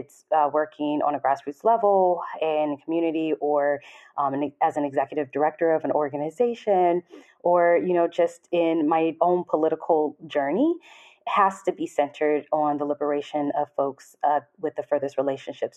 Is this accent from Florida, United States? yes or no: no; Los Angeles, California, United States; moved away as an adult; now in Atlanta, United States; I'm from Los Angeles, California